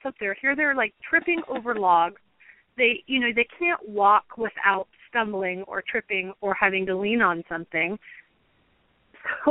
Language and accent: English; Pacific Northwest, United States; I grew up in the Pacific Northwest